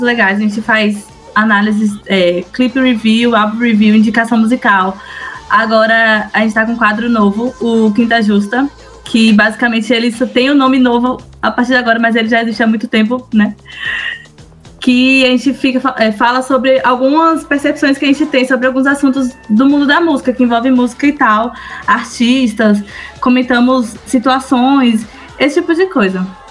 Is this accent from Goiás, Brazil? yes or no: no; Bahia, Brazil; also born or lived in Anápolis; nós somos de, da Bahia melhor estado, e de Anápolis